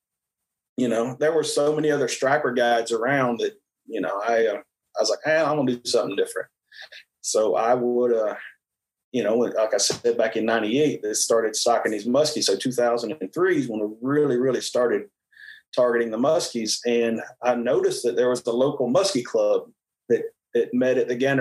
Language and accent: English; Bull Run steam plant on Melton Hill Lake, Tennessee, United States; I grew up around the Bull Run steam plant on Melton Hill Lake